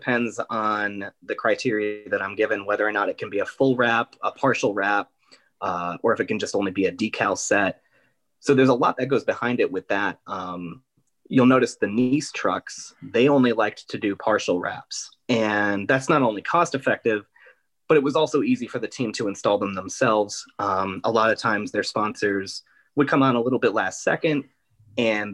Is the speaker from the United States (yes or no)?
yes; Scranton, Pennsylvania, United States; also born or lived in Philadelphia; I'm originally from Scranton.